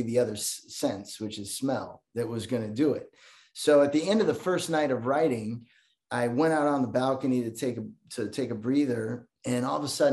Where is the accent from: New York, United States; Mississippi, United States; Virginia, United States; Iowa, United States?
Iowa, United States; also born or lived in Los Angeles / Chicago; now in Vancouver, Canada; I grew up in Iowa, 4 hours west of Chicago.